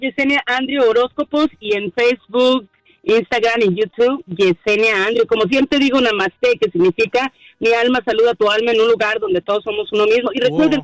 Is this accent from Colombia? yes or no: no; Mexico; now in United States; Sí, yo soy mexicana, soy mexicana, de alguna manera tengo raíces también de aquí de Estados Unidos